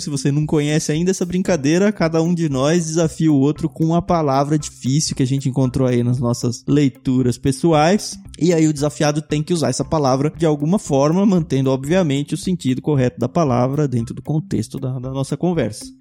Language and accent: Portuguese; Jundiaí, São Paulo, Brazil; moved away; Eu que vim do interior, eu cresci em Jundiaí